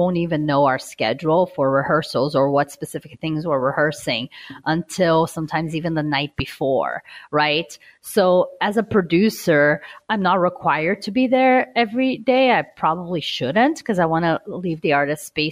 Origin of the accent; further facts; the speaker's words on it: Brazil; moved away; I'm originally from Brazil